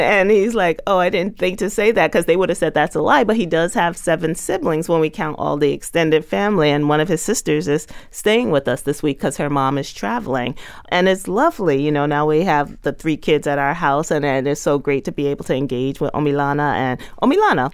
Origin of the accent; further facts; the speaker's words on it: New York City, New York, United States; when I was a kid growing up in Bushwick